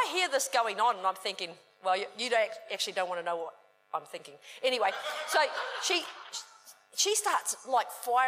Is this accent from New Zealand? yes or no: yes; New Zealand; I was brought up in New Zealand